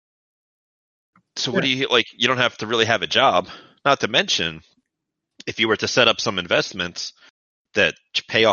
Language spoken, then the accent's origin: English; United States; I'm American